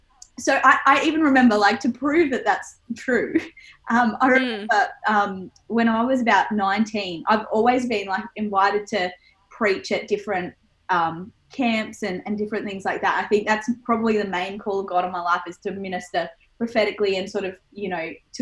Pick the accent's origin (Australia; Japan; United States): Australia; Geelong, Victoria; So even growing up, I grew up in the Apostolic Church, in the church in Geelong.